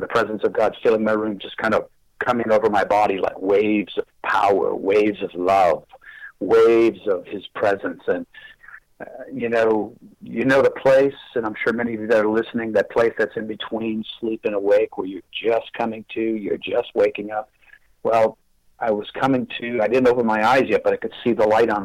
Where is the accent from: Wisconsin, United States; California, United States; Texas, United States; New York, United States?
Wisconsin, United States; Fox River Valley; now in Murfreesboro, United States; I was born and raised in Wisconsin and the Fox River Valley area